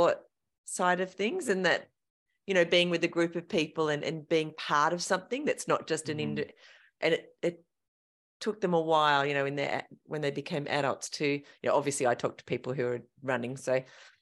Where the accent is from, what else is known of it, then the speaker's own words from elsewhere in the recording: Tasmania, Australia; it gets quite cold here, for those of you who haven't been to Tassie